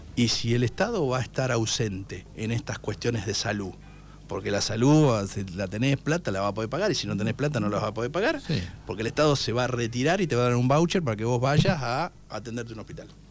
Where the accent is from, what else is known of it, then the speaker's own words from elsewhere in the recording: Darregueira, Buenos Aires Province, Argentina; la gente de mi pueblo, a la gente de Regueira